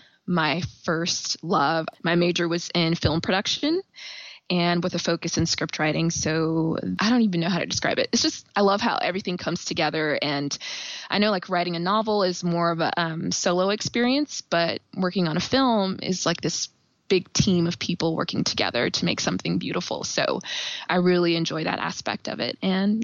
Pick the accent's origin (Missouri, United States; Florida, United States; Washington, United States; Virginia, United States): Missouri, United States; Kansas City; also born or lived in Indiana, United States / Nashville, United States; I was born and raised in Kansas City. I went to college in Indiana. And then after that, I moved to Nashville, Tennessee. And then I just wanted to come back home. So I am back in KC.